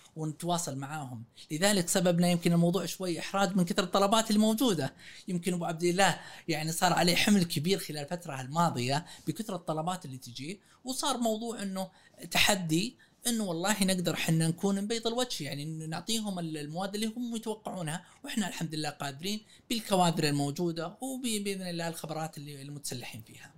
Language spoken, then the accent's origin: Arabic; Saudi Arabia; احنا سعوديين